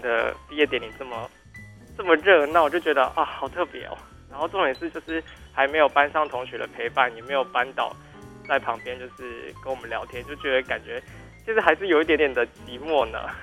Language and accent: Chinese; Taichung, Taiwan; moved away as an adult; now in Tainan, Taiwan; 我是台中人